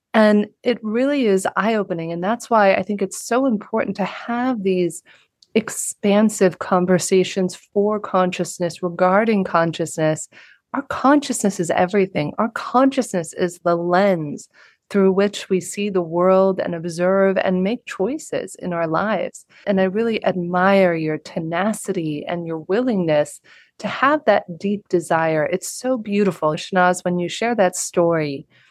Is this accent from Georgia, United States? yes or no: no; Southern California, United States; a young girl growing up in the United States in Southern California